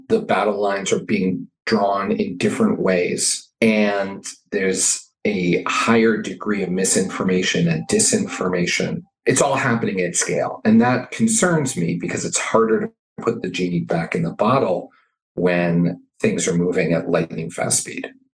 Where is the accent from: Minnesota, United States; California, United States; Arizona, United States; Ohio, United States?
Arizona, United States; Southern; moved away as an adult; now in Washington, D.C., United States; I grew up in Southern Arizona